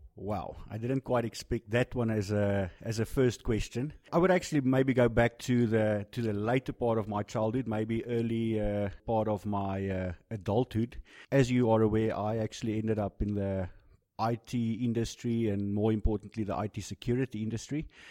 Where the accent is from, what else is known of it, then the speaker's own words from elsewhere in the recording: South Africa; being a South African